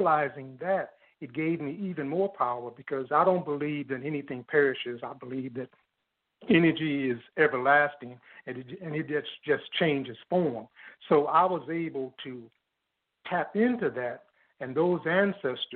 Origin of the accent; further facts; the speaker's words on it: Chicago, Illinois, United States; I was born in a basement apartment in Bronzeville, 519 East 44th Street